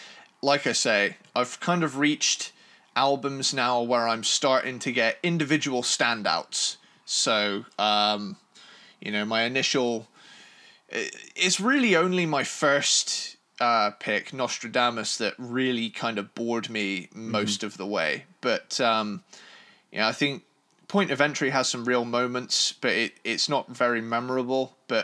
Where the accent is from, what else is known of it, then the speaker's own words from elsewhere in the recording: London, United Kingdom; Oh, yeah, we're all from London.